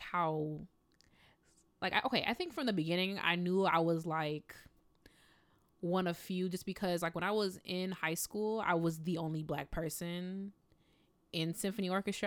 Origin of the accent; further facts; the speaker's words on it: Midwest, United States; I'm from the Midwest. So in the Midwest, like, you look at people, you smile